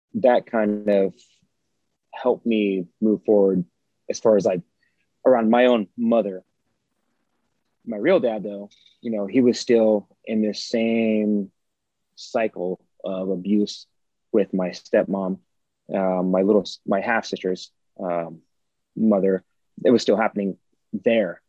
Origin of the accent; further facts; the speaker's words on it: United States; I grew up here in the United States of America